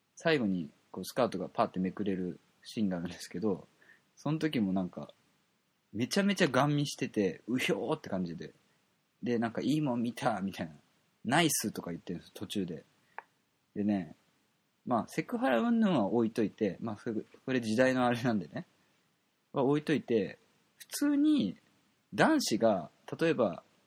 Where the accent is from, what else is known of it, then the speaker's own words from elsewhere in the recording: Kobe, Hyogo, Japan; 僕と一緒の神戸出身